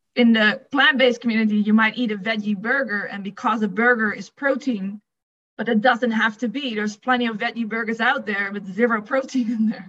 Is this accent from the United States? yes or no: no; Netherlands; English is a second language; moved away; if you didn't pick up my accent, I'm from the Netherlands